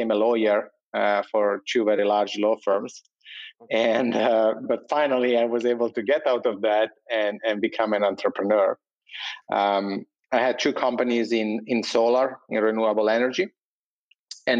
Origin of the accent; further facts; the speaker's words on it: Italy; accent: Italian; English is a second language; moved away as an adult; now in New York, United States; I'm Italian, as you probably can guess from my funny accent.